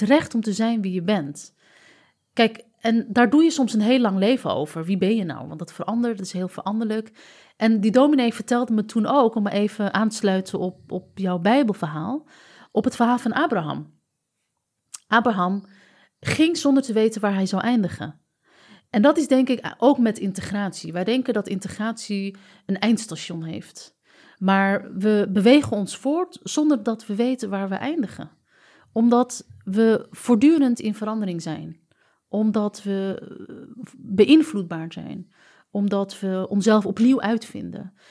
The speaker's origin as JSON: {"language": "Dutch", "town": "Amsterdam", "region": "North Holland", "country": "Netherlands", "said": "ons als Amsterdammers"}